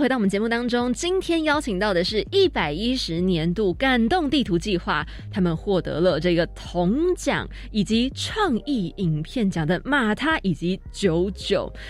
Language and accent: Chinese; Taipei, Taiwan; 我自己是台北人